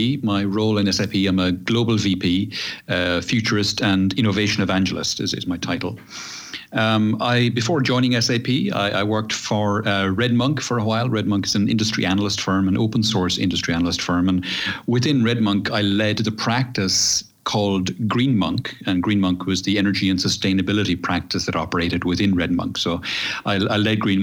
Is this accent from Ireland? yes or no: yes; Ireland; moved away as an adult; now in Seville, Spain; I moved here, I'm Irish originally, as you know, and moved here in 2008